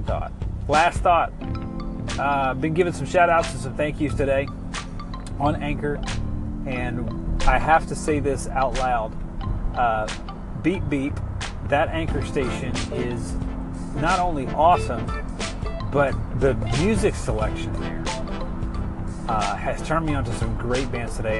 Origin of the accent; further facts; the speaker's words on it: South Louisiana, United States; now in Anderson County, Kentucky, United States; I am from South Louisiana